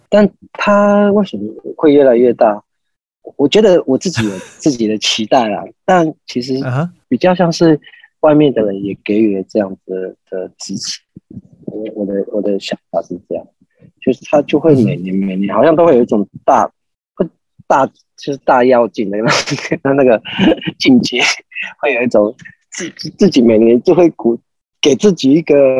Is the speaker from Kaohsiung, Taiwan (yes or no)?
no; Taitung County, Taiwan; moved away as an adult; also born or lived in Taipei; 我以前在台东